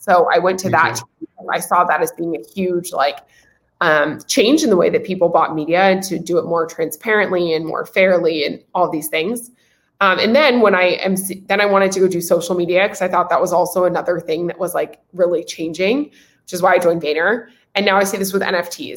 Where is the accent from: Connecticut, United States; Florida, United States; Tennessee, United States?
Tennessee, United States; Nashville; moved away as an adult; also born or lived in California; I'm originally from Nashville, Tennessee, uh, southeast part of the United States, Music City, um, amazing place to grow up